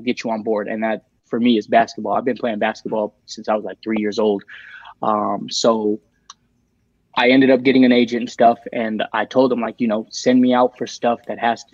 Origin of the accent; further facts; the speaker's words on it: Tucson, Arizona, United States; moved away as an adult; now in Los Angeles area, United States; I'm from Tucson originally.